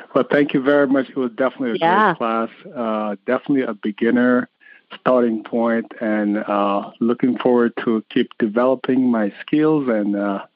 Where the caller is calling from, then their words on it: Connecticut, United States; I am calling from Connecticut.